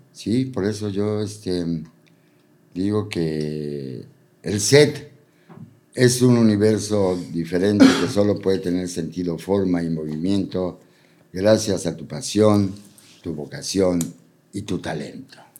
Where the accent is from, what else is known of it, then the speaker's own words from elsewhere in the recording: Puebla, Mexico; moved away; also born or lived in Mexico City; A diferencia de cómo crecí en Puebla y a diferencia de cómo crecí, o sea, como mi juventud en la Ciudad de México